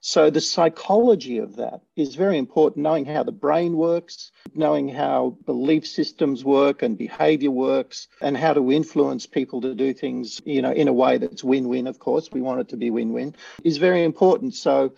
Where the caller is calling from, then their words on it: Sydney, New South Wales, Australia; I'm in Sydney, Australia.